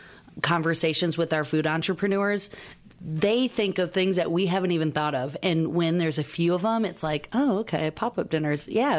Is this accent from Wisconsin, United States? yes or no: yes; Wisconsin, United States; But I'm from Wisconsin.